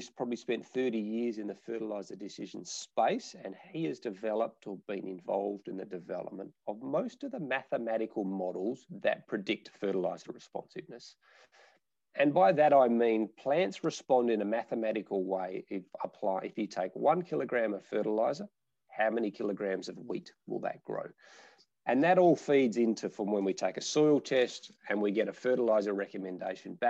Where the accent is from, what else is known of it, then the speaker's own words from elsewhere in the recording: Nabawool, near Northam, Western Australia, Australia; My family are fifth generation farmers in a little small town called Nabawul, which is about 30 kilometres just out of Durham